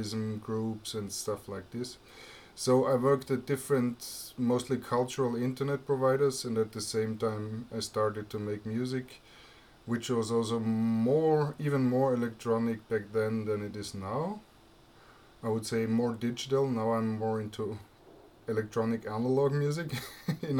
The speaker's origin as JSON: {"language": "English", "region": "Vienna", "country": "Austria", "tie": "born or raised there", "also_born_or_lived": "Graz, Austria", "second_language": "English", "said": "I live in Vienna. I live here in the same flat since 1976, so I'm a very local guy. I was born in Graz in Austria and moved here as a kid"}